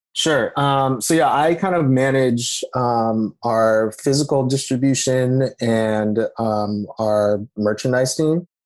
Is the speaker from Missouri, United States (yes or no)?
no; Napa, California, United States; I grew up originally in Napa, California